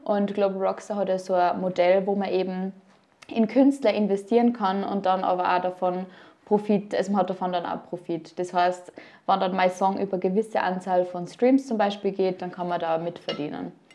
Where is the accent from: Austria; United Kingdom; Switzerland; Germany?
Austria; Upper Austria; now in Vienna, Austria; Ich komme ursprünglich aus Oberösterreich